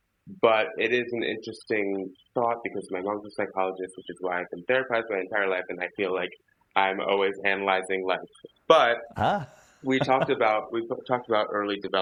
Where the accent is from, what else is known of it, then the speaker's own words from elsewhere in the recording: Philadelphia, Pennsylvania, United States; when I was growing up in Philadelphia